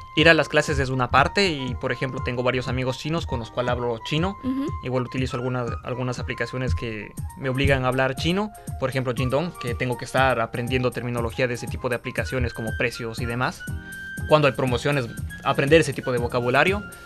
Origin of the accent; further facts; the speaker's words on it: Ecuador; moved away as an adult; now in Beijing, China; soy ecuatoriano en Sudamérica